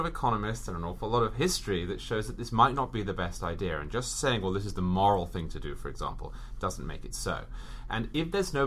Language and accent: English; England, United Kingdom; moved away as an adult; now in New York, United States; I'm British. I was raised in England. I spent 26 years in England